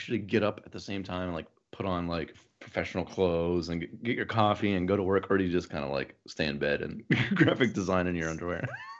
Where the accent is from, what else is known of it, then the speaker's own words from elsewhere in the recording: Midwest, United States; also born or lived in Ohio / San Diego, California / Carlsbad, California; now in New York, United States; I reverted back to my former growing up in the Midwest self pretty easily.